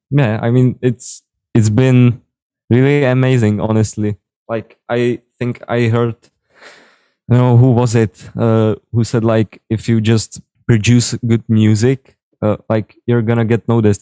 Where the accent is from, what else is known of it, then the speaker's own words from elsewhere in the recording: Czechia; first language Czech; English is a second language; I'm from the Czech Republic